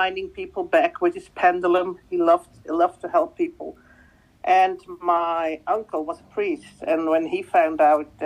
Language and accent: English; Belgium; first language Dutch; English is a second language; my native language is Dutch